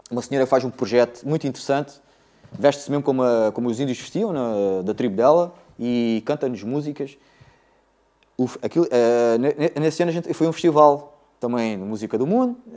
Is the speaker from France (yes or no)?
yes; France; born there; Isso é assim, eu nasci em França, no, em 74, na altura da Revolução.